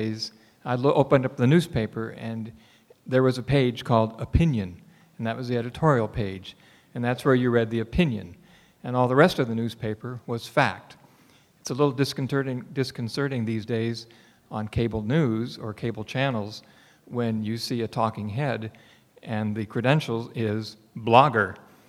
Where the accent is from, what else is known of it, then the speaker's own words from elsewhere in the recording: Maine, United States; I'm from Maine.